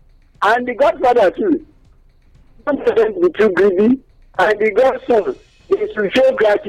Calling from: Abeokuta, Ogun State, Nigeria; Good morning. … calling from Abeokuta.

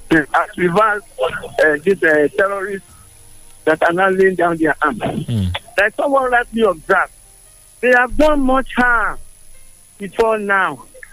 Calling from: Abeokuta, Ogun State, Nigeria; from Adokuta.

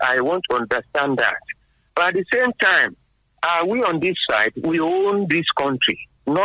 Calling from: Abeokuta, Ogun State, Nigeria; from Abeokuta.

